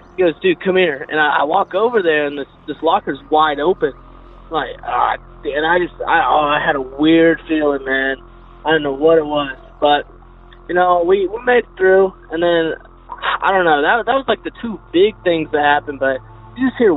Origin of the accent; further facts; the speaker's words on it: Texas, United States; I'm from Texas